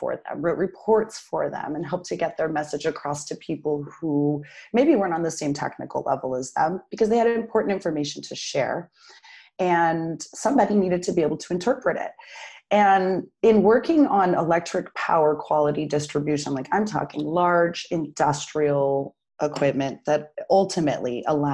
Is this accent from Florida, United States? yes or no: no; Durango, Colorado, United States; also born or lived in Arizona; I was born in Arizona and spent most of my, you know, growing up, the place that I really call home, which who knows what that is anymore, is Durango, Colorado